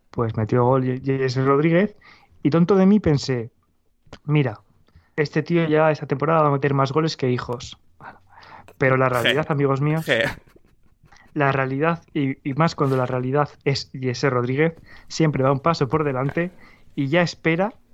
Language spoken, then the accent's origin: Spanish; Valladolid, Castile and León, Spain; born there; Sí, perdón, nacido en Valladolid, efectivamente, no soy ciudadano del mundo.